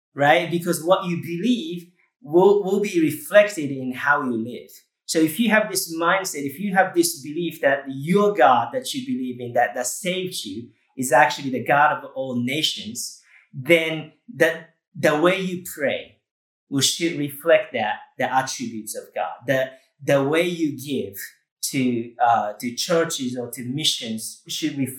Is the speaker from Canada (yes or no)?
no; Japan; moved away; I grew up in Japan and totally unchurched.